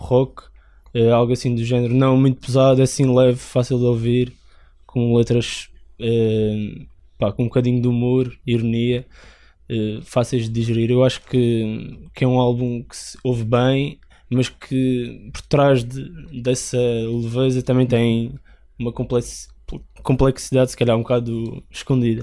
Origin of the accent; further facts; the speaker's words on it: Madeira, Portugal; moved away as an adult; now in Lisbon, Portugal; sou vocalista e guitarrista dos … e sou da Madeira e estou a estudar aqui em Lisboa